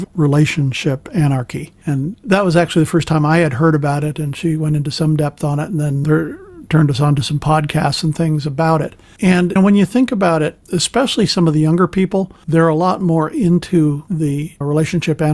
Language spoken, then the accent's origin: English; San Francisco, California, United States; now in Nashville, United States; I was born and raised in San Francisco, where everything was a lot looser, a lot more liberal